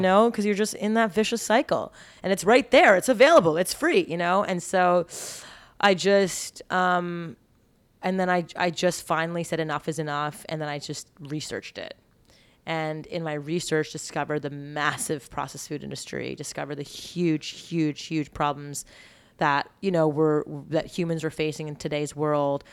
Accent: Montreal, Quebec, Canada; moved away as an adult; I grew up eating clean in Montreal

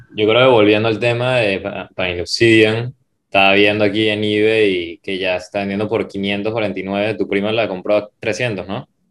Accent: Venezuela; yo soy venezolano

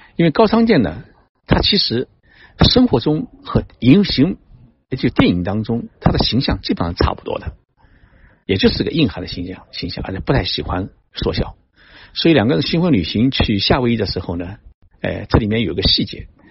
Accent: China; moved away; also born or lived in Japan; 我们中国人的心

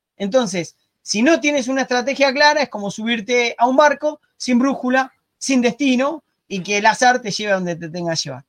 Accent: Argentina; moved away as an adult; also born or lived in Spain / Barcelona; now in Uruguay; soy argentino, vivo en Uruguay

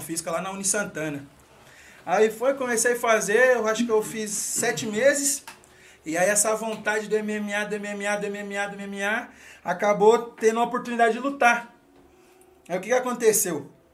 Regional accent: Mairiporã, São Paulo, Brazil; sou nascido e criado aqui em Mariporã mesmo, lá na, no, bairro, no bairro da Caceia.

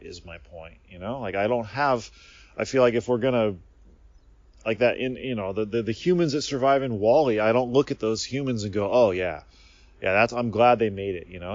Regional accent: United States; moved away as an adult; now in Japan; I grew up in America

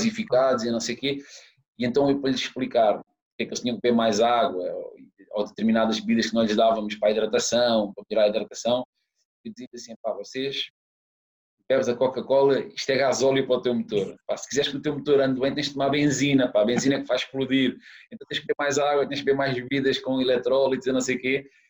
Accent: Algarve, Portugal; moved away as an adult; also born or lived in Lisbon / Saudi Arabia; eu sou do Algarve

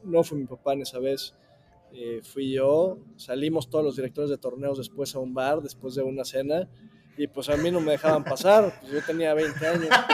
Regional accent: Mexico; yo como buen mexicano

